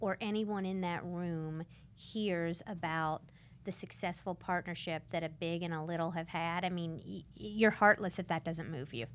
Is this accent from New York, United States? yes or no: no; Santa Rosa County, Pensacola suburbs, Florida, United States; I grew up in San Rosa County